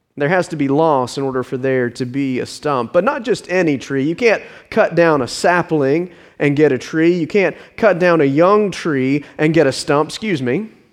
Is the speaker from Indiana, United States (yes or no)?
no; Richmond Hill, Georgia, United States; my hometown from a little hamlet on the coast into a modern suburb